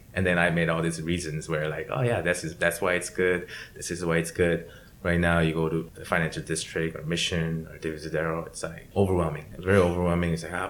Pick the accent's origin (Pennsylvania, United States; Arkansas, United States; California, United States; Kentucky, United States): California, United States; San Diego; I was this kid from San Diego hanging out with some guy from Alabama